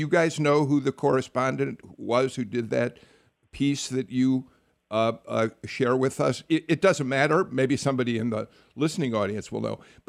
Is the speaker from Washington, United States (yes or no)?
no; Chicago, Illinois, United States; I watched the Carter presidency unfold from my hometown, Chicago.